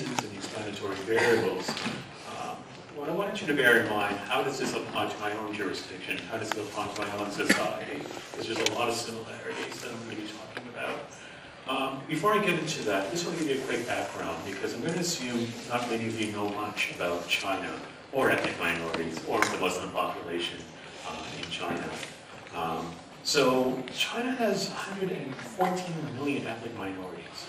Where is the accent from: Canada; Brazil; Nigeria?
Canada; also born or lived in Trinidad and Tobago; in Canada, I would say I'm Trinidadian / Canadian.